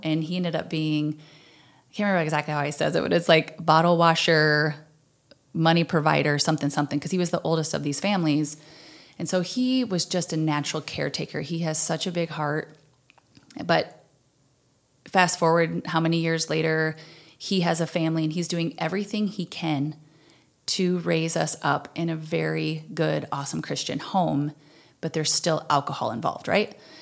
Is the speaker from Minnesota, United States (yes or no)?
yes; Slayton, Minnesota, United States; I'm originally from Slayton, Minnesota, which is the very southwestern corner